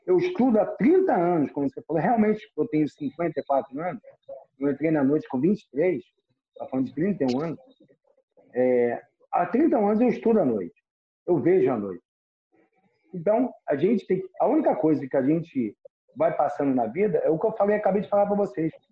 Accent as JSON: {"language": "Portuguese", "region": "Rio de Janeiro", "country": "Brazil", "tie": "born or raised there", "said": "E eu nasci em Ipanema, eu era da Zona Sul"}